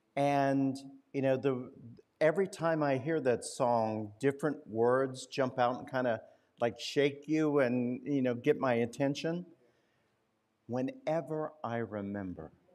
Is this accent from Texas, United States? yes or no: no; Winchester, Indiana, United States; moved away; my hometown of Winchester, Indiana